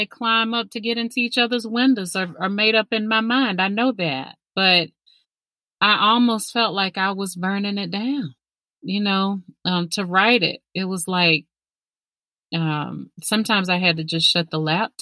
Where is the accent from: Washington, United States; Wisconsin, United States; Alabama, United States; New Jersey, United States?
Alabama, United States; Birmingham; Birmingham, that's where, you know, I live